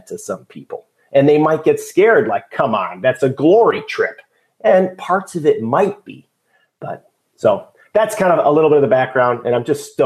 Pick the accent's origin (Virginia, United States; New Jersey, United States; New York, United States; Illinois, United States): Illinois, United States; Chicago; moved away; I grew up in Chicago